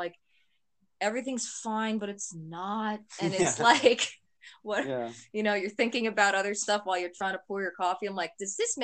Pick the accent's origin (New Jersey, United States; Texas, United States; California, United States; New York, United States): New York, United States; moved away; I'm from New York.